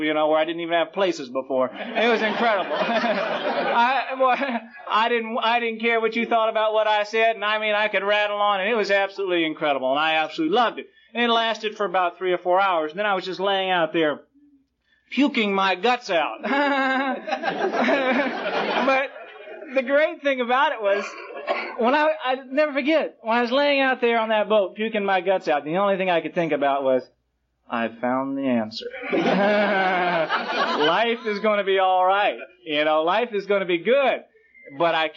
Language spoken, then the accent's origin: English; Jacksonville, Florida, United States; also born or lived in Brooklyn, New York; I was born in Brooklyn, New York, and I was raised in Jacksonville, Florida.